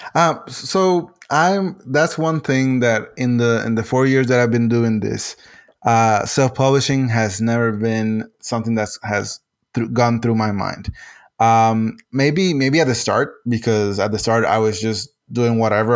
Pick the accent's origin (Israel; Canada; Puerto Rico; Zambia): Puerto Rico; first language Spanish; English is a second language; I'm originally from Puerto Rico, uh, so my main language is Spanish